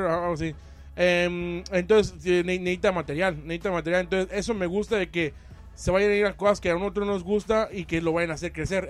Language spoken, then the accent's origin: Spanish; Mexico; vengo de México